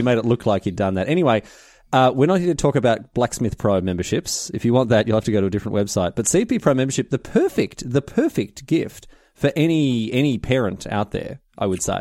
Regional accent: Australia; now in United Kingdom; I'm Australian

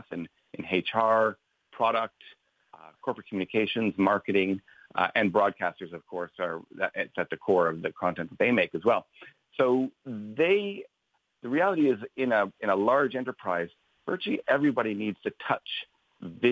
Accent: Canada; moved away as an adult; also born or lived in London; now in Ireland; As you can tell by my accent, I'm not local. I grew up in Canada

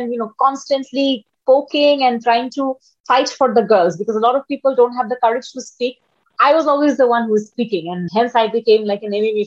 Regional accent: Dhaka, Dhaka Division, Bangladesh; I'm from Bangladesh. A little introduction about me. I grew up in Dhaka, which is the capital of Bangladesh

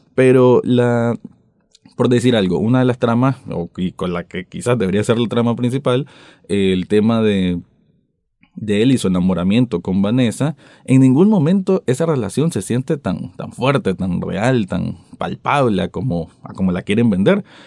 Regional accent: Nicaragua; como yo nicaragüense viéndolo desde aquí

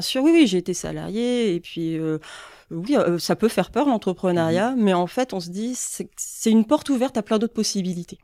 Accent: Boulogne-sur-Mer, Hauts-de-France, France; moved away as an adult; now in Lille, France; moi je suis originaire donc de Boulogne-sur-Mer, je suis pas mhm. lilloise euh, d'origine

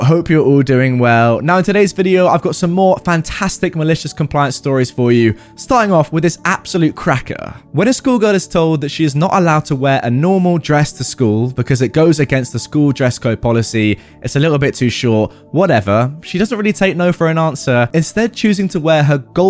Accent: Texas, United States; I grew up in Texas, and it's still significantly hot in August and September.

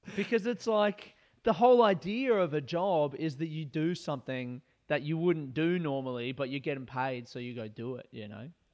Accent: Adelaide, South Australia, Australia; moved away as an adult; also born or lived in Melbourne; I grew up in Adelaide, and I wanted to move to Melbourne

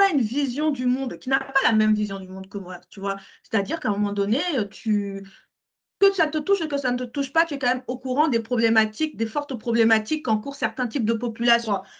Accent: Cameroon; en tant que Camerounais.

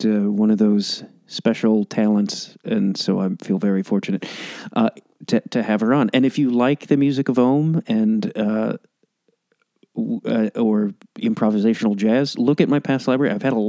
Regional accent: Chicago, Illinois, United States; now in Los Angeles, United States; Chicago, my hometown.

